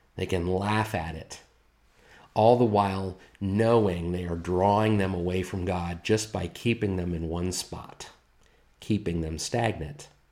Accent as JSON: {"language": "English", "country": "United States", "said": "here as American citizens"}